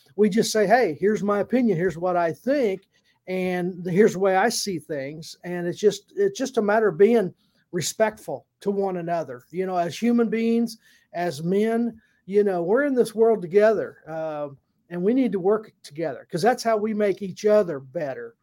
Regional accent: Indiana, United States; a Hoosier, uh, from, I'm from Indiana

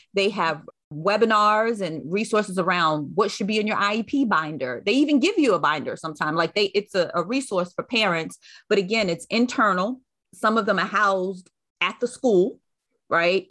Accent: New York City, New York, United States; moved away; also born or lived in North Carolina; I was born and raised in Brooklyn, New York, but my mother, um, moved us back to North Carolina

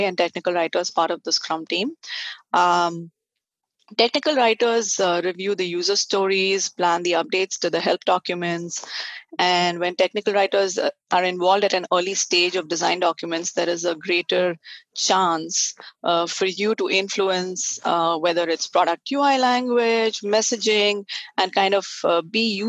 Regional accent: Hyderabad, Telangana, India; moved away as an adult; now in California, United States; So I grew up in India, and I was in Hyderabad for most of my life, and I studied science, and most of my schooling was in Hyderabad

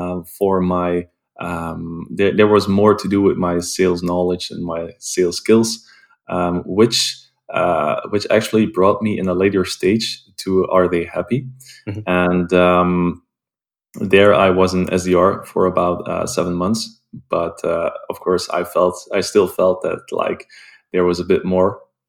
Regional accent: Belgium; I'm based in Belgium, and I was born and raised in Belgium as well.

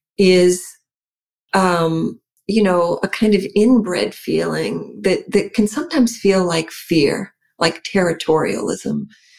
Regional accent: New England, United States; even though I'm from New England, I am primarily Mediterranean, first and foremost.

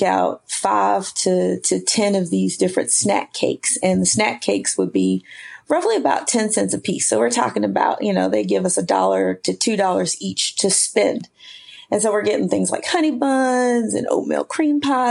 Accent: Spartanburg, South Carolina, United States; also born or lived in Sherrill, South Carolina; I am originally from South Carolina, born in a small town called Sherrill, South Carolina, but raised in Spartanburg

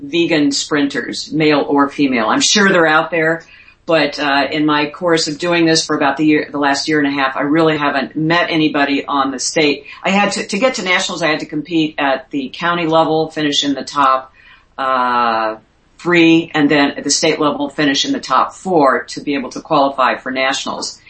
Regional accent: St. Louis, Missouri, United States; moved away as an adult; also born or lived in Miami; by the time I got to St. Louis as a TV reporter, which was my hometown

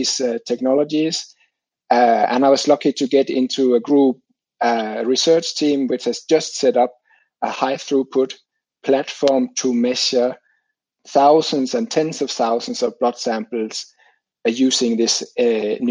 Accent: Denmark; moved away as an adult; now in Finland; I grew up in Denmark

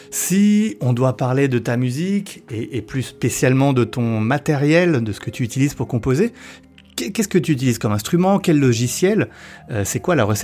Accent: Colchester, East of England, United Kingdom; French is a second language; also born or lived in Newcastle; alors je suis né à Newcastle, mais quand j'avais 4 ans, notre famille a déménagé à Colchester, dans l'Essex. Nous y avons vécu jusqu'à mes 18 ans et nous sommes retournés dans le nord, à Newcastle.

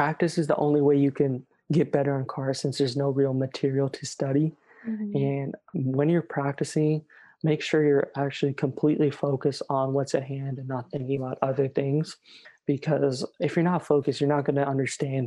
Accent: California, United States; I'm from California

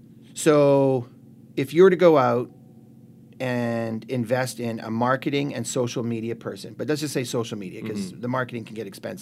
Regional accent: Canada; we're good Canadian kids out there

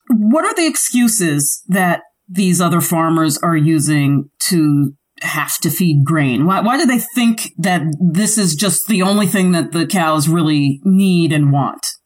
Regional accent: New York City, New York, United States; I grew up in the Bronx where everything had to be shipped

